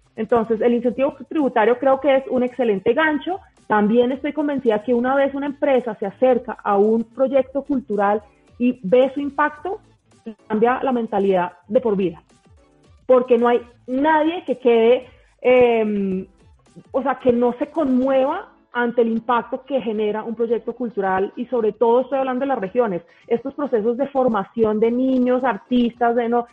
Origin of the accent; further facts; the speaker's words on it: Colombia; como colombianos estamos consumiendo culturas